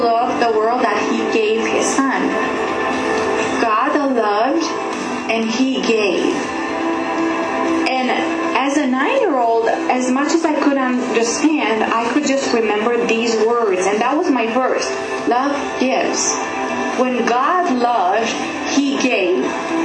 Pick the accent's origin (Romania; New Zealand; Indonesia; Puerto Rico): Romania; I was born in Kupeni in Romania.